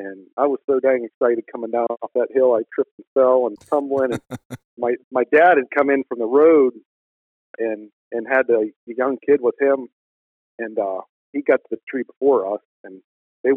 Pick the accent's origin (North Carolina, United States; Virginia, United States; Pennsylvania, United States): Pennsylvania, United States; Northwest; I'm from Northwest Pennsylvania